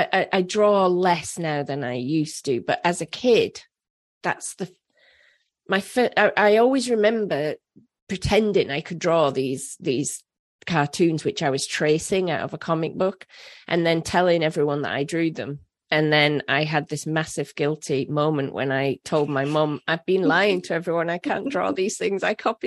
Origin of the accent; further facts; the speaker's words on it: Leeds, Yorkshire and the Humber, United Kingdom; say hi to Leeds for me. That's my hometown.